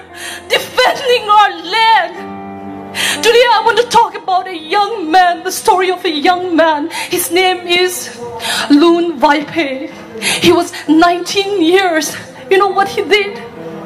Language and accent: English; Manipur, India; I am from Manipur